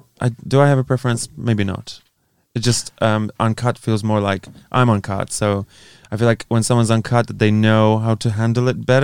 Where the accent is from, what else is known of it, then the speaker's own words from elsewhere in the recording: Poland; English is a second language; No, Poland.